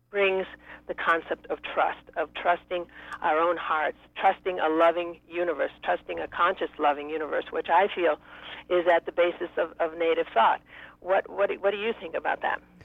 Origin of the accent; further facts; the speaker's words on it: Maine, United States; when I was a, a teenager in Maine, I grew up in Maine